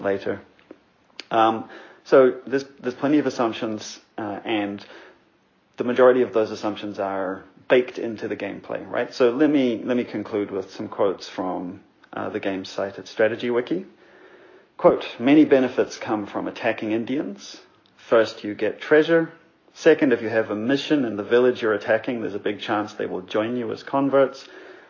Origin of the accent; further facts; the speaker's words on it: New Zealand; now in Montreal, Canada; I grew up in New Zealand, where the Maori are the indigenous population